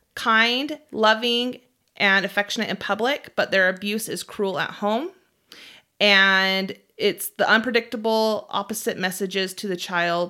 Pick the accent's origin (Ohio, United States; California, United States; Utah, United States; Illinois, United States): Utah, United States; We, as we've stated, we're from Utah, and there's a large base of the Mormon religion. Probably more, mm-hmm. more than not, people are actively Mormon here.